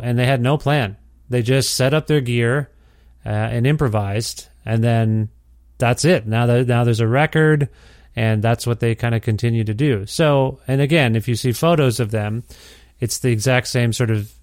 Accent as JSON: {"language": "English", "town": "Cambridge", "region": "Ontario", "country": "Canada", "tie": "born or raised there", "moved": "yes", "lives_now": "Alberta, Canada", "said": "The city of Cambridge, Ontario, where I came up"}